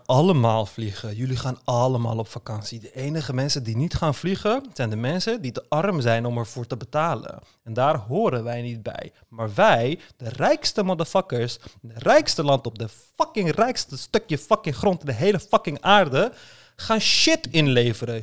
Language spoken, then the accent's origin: Dutch; Istanbul, Turkey; moved away; als klein kind in Istanbul